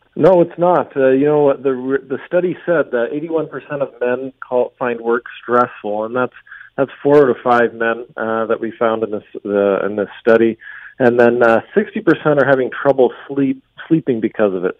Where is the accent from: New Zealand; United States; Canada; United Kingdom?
Canada; London, Ontario; moved away; my hometown hood, uh, around Westmount, uh, Westmount Mall, Saunders Secondary School. Uh, that was, uh, that was where I grew up